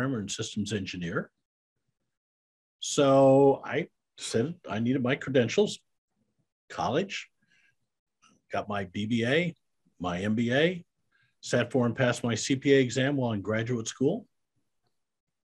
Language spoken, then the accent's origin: English; Iowa, United States; moved away as an adult; also born or lived in Kansas City; now in Texas, United States; I'm a Midwestern boy. I was raised in Iowa